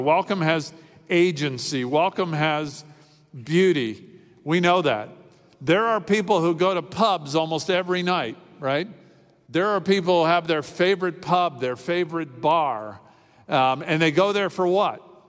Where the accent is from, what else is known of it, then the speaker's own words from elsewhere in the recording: Miami, Florida, United States; When I was a kid growing up in Miami